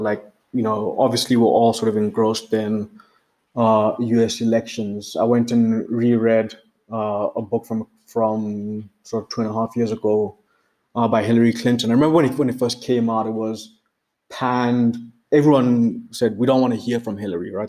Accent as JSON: {"language": "English", "country": "Botswana", "moved": "yes", "lives_now": "Johannesburg, South Africa", "said": "I'm based in Johannesburg, South Africa. I'm originally from Botswana."}